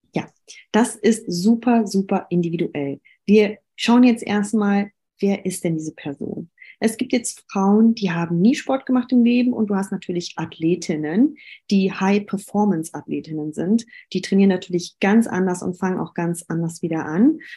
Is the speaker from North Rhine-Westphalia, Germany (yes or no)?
yes; Düsseldorf, North Rhine-Westphalia, Germany; Ich komme aus Düsseldorf